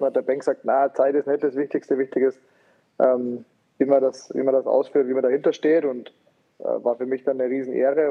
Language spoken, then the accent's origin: German; Rosenheim, Bavaria, Germany; dass ich in Rosenheim dann sage, okay, jetzt meine Heimatstadt